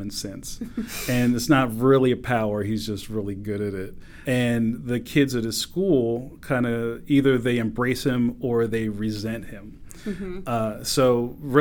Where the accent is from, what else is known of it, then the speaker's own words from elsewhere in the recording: Philadelphia, Pennsylvania, United States; I grew up in Philly that looked like trading places